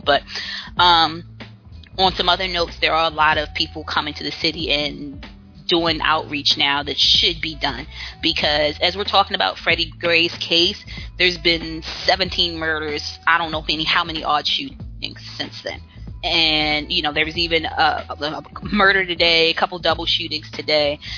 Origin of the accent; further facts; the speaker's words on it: Baltimore, Maryland, United States; moved away; I'm from Baltimore, um, raised in Baltimore City, worked in Baltimore City